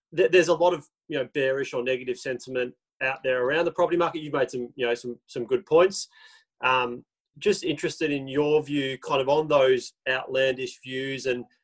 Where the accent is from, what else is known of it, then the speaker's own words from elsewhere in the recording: Melbourne, Victoria, Australia; we are from Melbourne